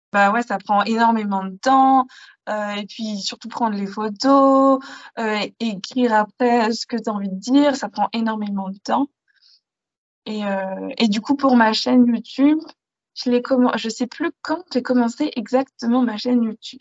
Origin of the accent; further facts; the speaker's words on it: Paris region, Île-de-France, France; j'ai grandi en région parisienne, dans une petite ville perdue, dans une campagne